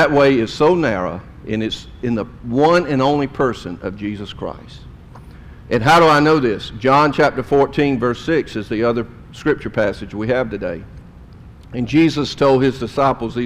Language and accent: English; South Jordan, Utah, United States; I grew up in South Jordan